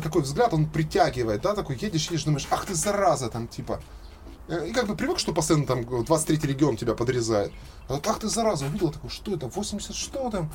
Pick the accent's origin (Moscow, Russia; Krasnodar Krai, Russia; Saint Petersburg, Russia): Krasnodar Krai, Russia; Krasnodar; Я родился в Краснодаре, всю жизнь провел в Краснодаре